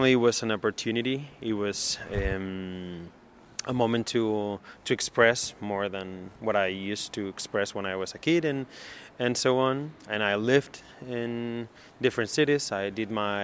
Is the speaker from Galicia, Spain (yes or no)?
yes; Galicia, Spain; also born or lived in Germany; now in Madrid, Spain; I grew up in Galicia.